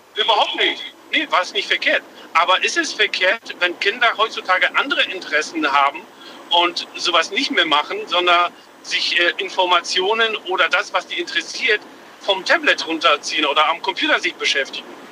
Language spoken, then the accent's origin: German; Lindau, Bavaria, Germany; eigentlich aus Lindau, bin aber quer durch Deutschland gerade unterwegs. Lindau am Bodensee.